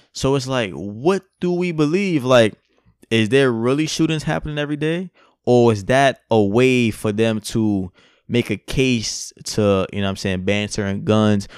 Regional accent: United States; I'm American

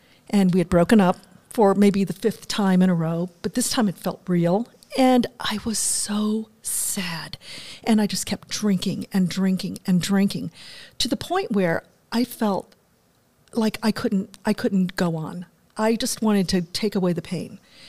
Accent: Germany; moved away; also born or lived in Washington, D.C.; Well, I grew up in Germany. My father was in the military. My mother was German, so I had, you know, this bicultural, bilingual upbringing.

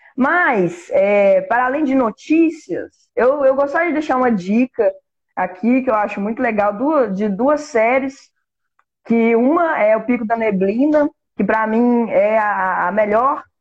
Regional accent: Minas Gerais, Brazil; a gente é mineiro

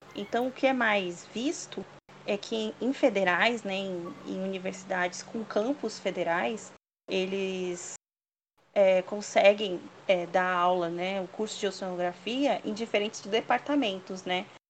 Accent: São Bernardo do Campo, São Paulo, Brazil; also born or lived in Santos; eu sou nascida em São Bernardo do Campo

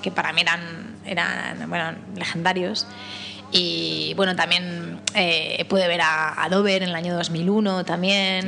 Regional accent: village near Arenas de San Pedro, Castile and León, Spain; moved away; also born or lived in Madrid; Arenas de San Pedro está muy cerca de mi pueblo, que es Bernardo, hasta como a media hora.

